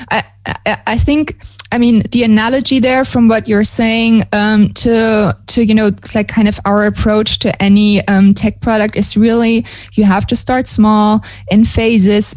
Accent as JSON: {"language": "English", "country": "Germany", "moved": "as an adult", "lives_now": "Montevideo, Uruguay", "said": "I'm originally from Germany"}